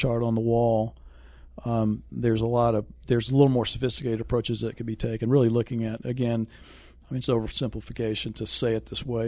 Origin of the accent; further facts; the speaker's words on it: Raleigh, North Carolina, United States; moved away; also born or lived in Las Colinas, Texas; I was born in Rex Hospital in Raleigh, North Carolina